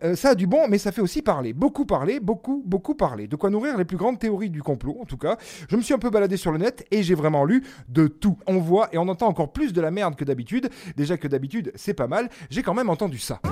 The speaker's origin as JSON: {"language": "French", "country": "France", "said": "on est français"}